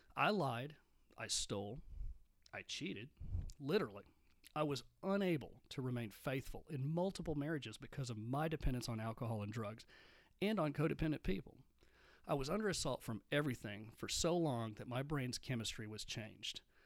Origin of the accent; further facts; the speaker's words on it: Midland, Texas, United States; I grew up in Midland, Texas